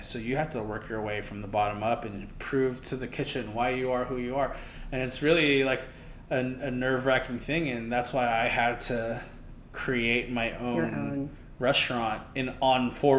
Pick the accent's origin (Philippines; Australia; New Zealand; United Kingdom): Philippines; now in New York, United States; plus I'm Filipino.